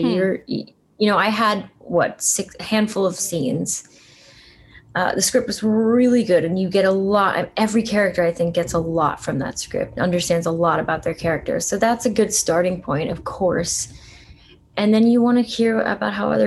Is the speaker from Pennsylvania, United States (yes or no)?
yes; Allentown, Pennsylvania, United States; I grew up in Allentown